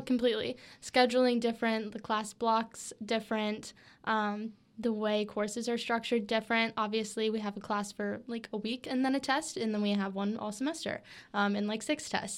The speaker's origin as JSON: {"language": "English", "town": "Switzerland", "region": "Florida", "country": "United States", "tie": "born or raised there", "said": "my hometown is Switzerland, Florida. It's a little small town."}